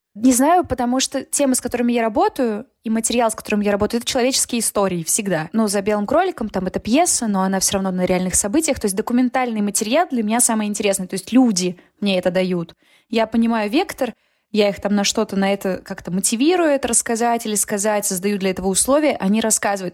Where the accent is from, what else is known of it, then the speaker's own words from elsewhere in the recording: Nizhnevartovsk, Khanty-Mansi Autonomous Okrug, Russia; moved away as an adult; also born or lived in Omsk; now in Moscow, Russia; я из Нижневартовска, это очень маленький город